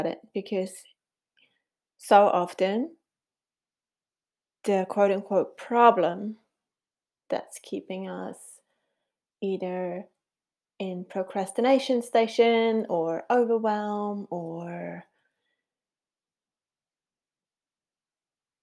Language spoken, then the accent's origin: English; Switzerland; first language Swiss German; English is a second language; moved away as an adult; now in New Zealand; can tell by my funny accent that I was born in Switzerland, and we have moved to New Zealand 13 years ago